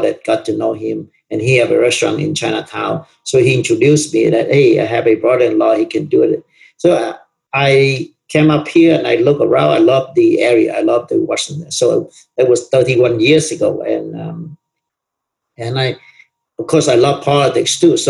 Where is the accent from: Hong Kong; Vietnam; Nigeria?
Vietnam; Southern Vietnam; English is a second language; moved away as an adult; also born or lived in Malaysia / Erwin, Tennessee; now in United States; we grew up in the South